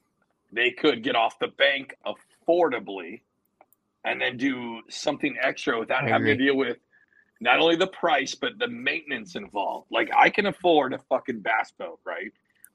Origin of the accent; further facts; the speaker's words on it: Berkeley, California, United States; I have a Subaru, bitch. I'm from Berkeley.